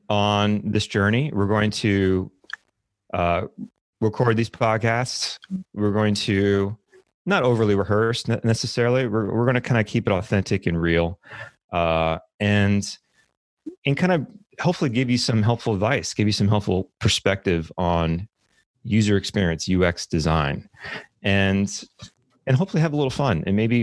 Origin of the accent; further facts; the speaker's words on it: New Orleans, Louisiana, United States; moved away as an adult; now in Texas, United States; I did grow up in New Orleans. I was there till I was 18. And I moved over to Texas to study computer science at Texas A&M University.